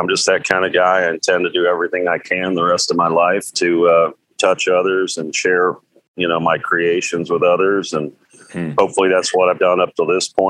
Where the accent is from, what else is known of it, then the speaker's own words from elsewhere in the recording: Cincinnati, Ohio, United States; the … were breaking out of Cincinnati. Yeah. They're from my hometown.